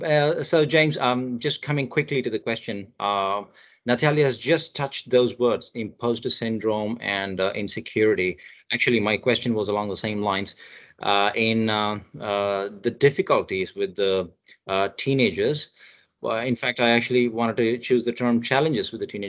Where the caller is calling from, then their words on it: India; Yeah, I'm joining from India.